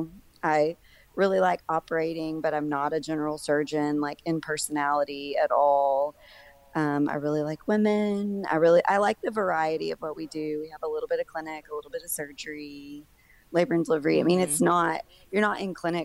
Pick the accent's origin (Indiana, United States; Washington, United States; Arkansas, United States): Arkansas, United States; also born or lived in Oklahoma; I'm from Arkansas, but I went to Oklahoma and did my residency over there for 4 years, and I moved back here in 2011.